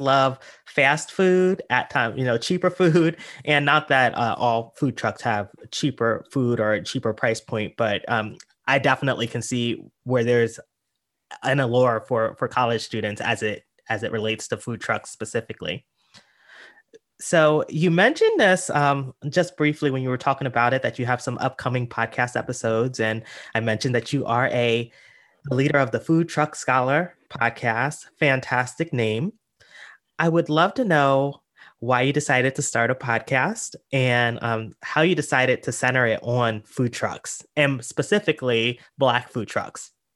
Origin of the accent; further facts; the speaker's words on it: York, Pennsylvania, United States; moved away; I'm actually from a small town in Pennsylvania, York, Pennsylvania